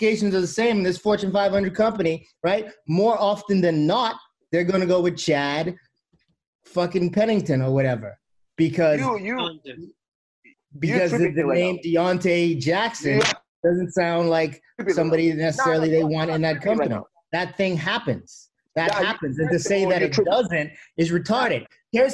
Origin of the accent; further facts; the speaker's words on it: Bahamas; I'm from the Bahamas